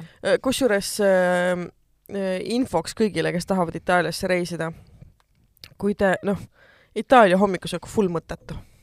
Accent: Estonia; ma olen eestlane

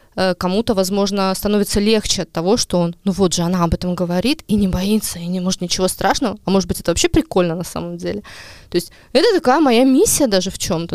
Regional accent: Ahtme, Ida-Viru County, Estonia; now in Narva, Estonia; я сама из Адавирума

